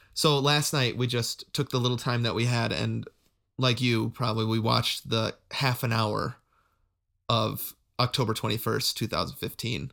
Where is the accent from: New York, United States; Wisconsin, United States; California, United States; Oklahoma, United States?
Wisconsin, United States; I'd say Wisconsin, 'cause I did a lot of my development, developmental years there